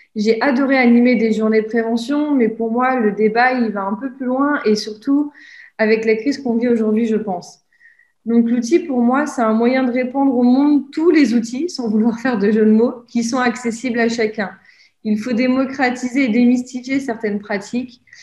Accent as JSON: {"language": "French", "region": "Normandy", "country": "France", "moved": "as an adult", "lives_now": "Lyon, France", "said": "je suis originaire de Normandie. Cela fait déjà plus de trois ans que je vis à Lyon."}